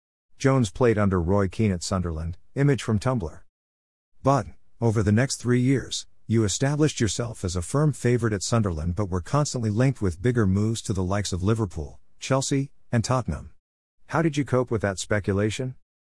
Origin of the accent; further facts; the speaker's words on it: Trinidad & Tobago; growing up in Trinidad and Tobago is like any other Caribbean island really, warm weather, beaches, sea and sand, but it is also industri